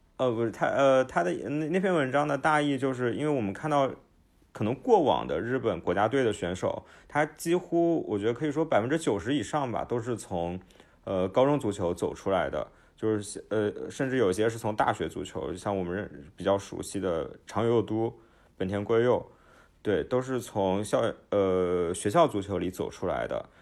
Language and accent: Chinese; Nanjing, Jiangsu, China; 我是出生在南京的，而且我之前大部分的时间都在南京